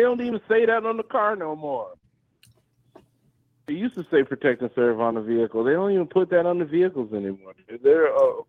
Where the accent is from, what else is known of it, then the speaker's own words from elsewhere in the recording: Illinois, United States; I grew up in Illinois when Obama was Illinois senator